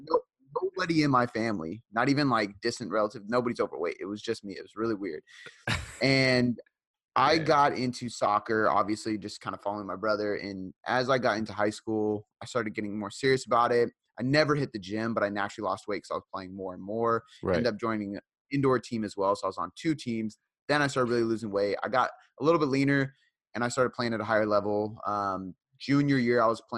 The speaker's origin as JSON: {"language": "English", "town": "Seattle", "region": "Washington", "country": "United States", "tie": "born or raised there", "also_born_or_lived": "Fife, Washington", "said": "I am from Seattle, Washington, so born and raised"}